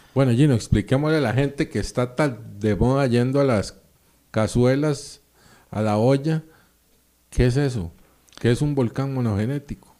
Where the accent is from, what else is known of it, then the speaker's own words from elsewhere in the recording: Costa Rica; como somos los ticos